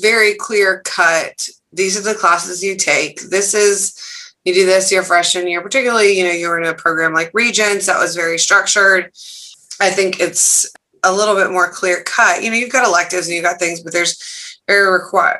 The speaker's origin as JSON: {"language": "English", "town": "Dallas", "region": "Texas", "country": "United States", "tie": "born or raised there", "said": "I went to high school in Dallas"}